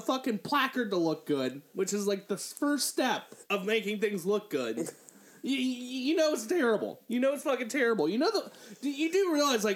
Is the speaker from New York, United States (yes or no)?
no; Northern Kentucky, United States; I'm from Northern Kentucky